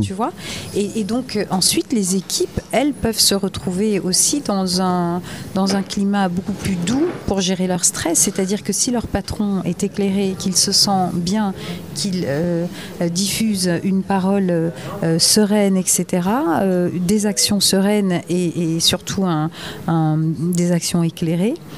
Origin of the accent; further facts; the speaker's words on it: Gers, Occitania, France; also born or lived in Paris / Bordeaux; now in Cap Ferret, France; j'étais très parisienne jusqu'aux oreilles. Mhm. J'ai quitté le Gers